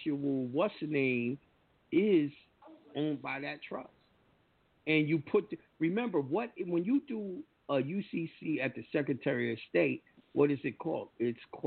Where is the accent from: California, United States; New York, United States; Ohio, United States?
New York, United States; birth certificate is proof that I'm a New York citizen. I was born in New York